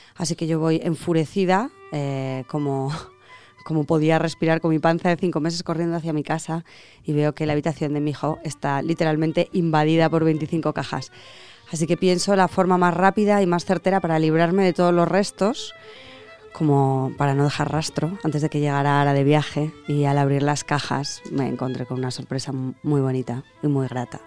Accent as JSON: {"language": "Spanish", "town": "Zaragoza", "region": "Aragon", "country": "Spain", "said": "Zaragoza, que es mi tierra y la tuya"}